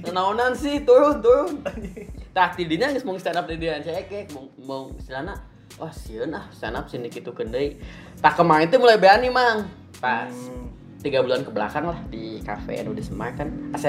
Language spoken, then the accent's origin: Indonesian; West Java, Indonesia; Di sana kan saya orang Sunda oge nya.